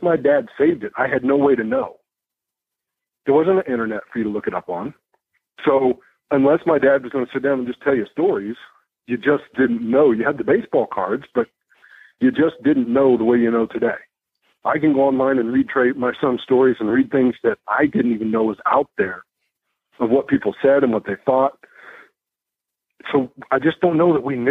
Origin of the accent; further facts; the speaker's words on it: Arizona, United States; I grew up in Arizona